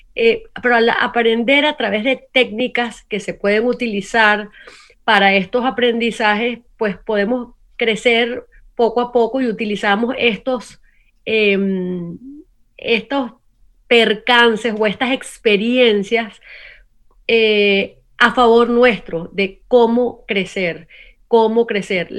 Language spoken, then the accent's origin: Spanish; Venezuela; now in United States; siendo venezolana, viviendo en Estados Unidos